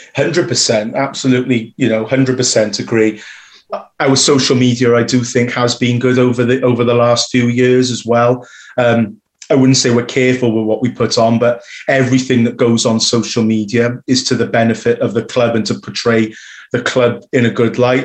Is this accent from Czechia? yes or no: no; Newport, Wales, United Kingdom; growing up in Newport going to schools in Newport